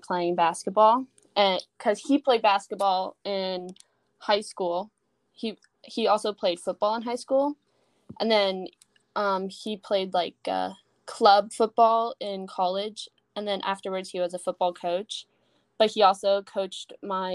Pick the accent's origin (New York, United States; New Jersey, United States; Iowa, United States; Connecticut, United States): New Jersey, United States; Trenton; now in Allentown, United States; I was born in Trenton, New Jersey, which is fun because now I live in Allentown, New Jersey.